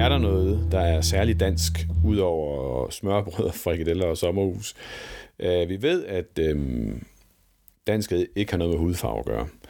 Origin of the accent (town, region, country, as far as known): West Jutland, Central Denmark Region, Denmark; born or raised there